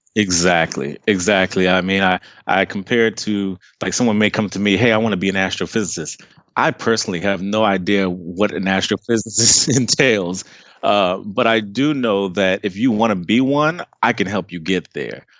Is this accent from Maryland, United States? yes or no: yes; Takoma Park, Maryland, United States; moved away as an adult; also born or lived in Trinidad and Tobago (family origin); now in Dallas, United States; I was born and raised right outside of D C in a city called Tacoma Park, Maryland.